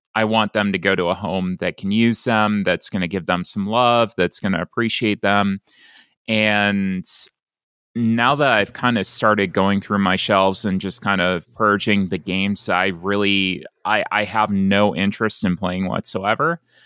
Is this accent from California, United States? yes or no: no; Buffalo, New York, United States; moved away as an adult; also born or lived in Gadsden, Alabama; I grew up in Buffalo, New York, around, uh, that area